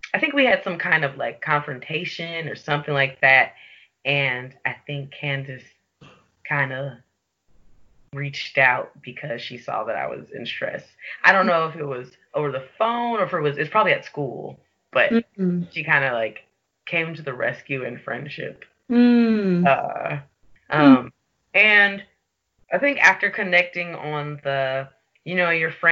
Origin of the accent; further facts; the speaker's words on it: Chicago, Illinois, United States; now in Portland, United States; I live in Portland, Oregon, but I'm originally from Chicago, Illinois.